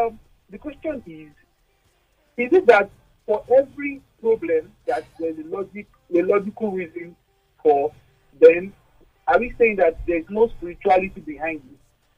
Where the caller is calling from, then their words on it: Ikeja, Lagos, Nigeria; I'm calling from Ikeja.